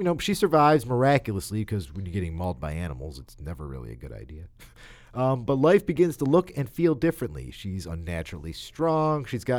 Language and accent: English; United States; I'm an American.